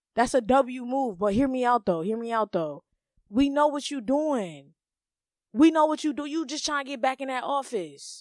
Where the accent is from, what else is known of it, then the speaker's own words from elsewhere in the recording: United States; us Americans